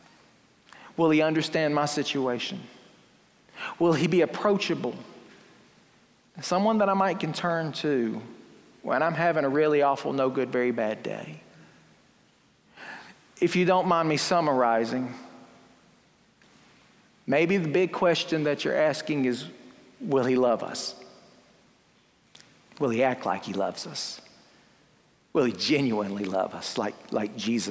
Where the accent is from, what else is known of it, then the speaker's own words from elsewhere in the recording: Fruithurst, Alabama, United States; my hometown of Fruithurst